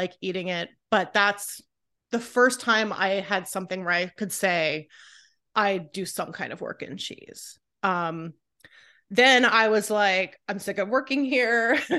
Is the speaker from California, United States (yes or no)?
yes; California, United States; I love Trader Joe's since I was a kid. I grew up in California.